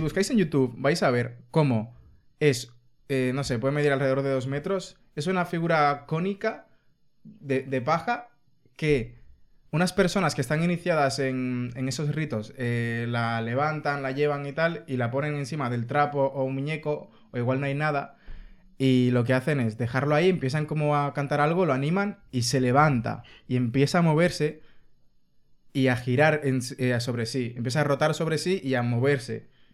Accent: Dominican Republic; now in Spain; La gente de República Dominicana somos dominicanos, no republicanos

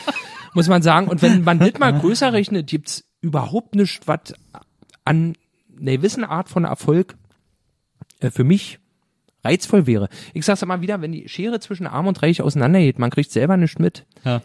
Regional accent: Berlin, Germany; ich bin aus Pankow

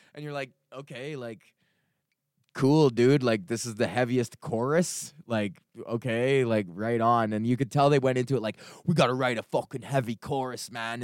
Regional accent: Edmonton, Alberta, Canada; moved away; I was born and raised in Edmonton. This is my hometown.

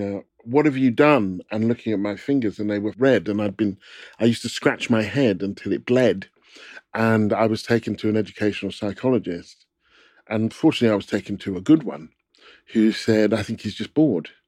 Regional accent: Stevenage, East of England, United Kingdom; I grew up in Stevenage, which was a new town, which was built in nineteen forty-eight.

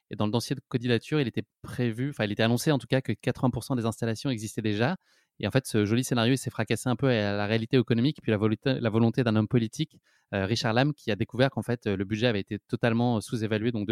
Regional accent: Paris, Île-de-France, France; en tout cas, moi, je suis parisien, je prévois un petit

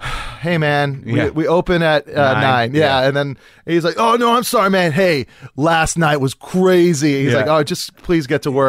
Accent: Kailua, Hawaii, United States; moved away; also born or lived in Honolulu, Hawaii; I was born and raised in Hawaii on Oahu.

